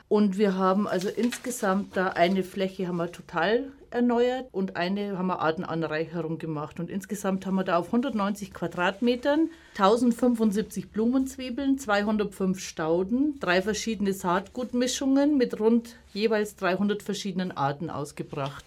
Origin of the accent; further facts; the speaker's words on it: Upper Palatinate, Bavaria, Germany; now in Munich, Germany; ich komme aus der Oberpfalz auf dem Grundstück meiner Großeltern habe ich auch große Blühstreifen angelegt